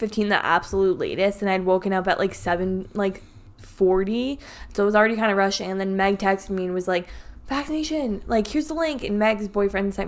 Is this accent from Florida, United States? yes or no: no; Connecticut, United States; we're from Connecticut in the United States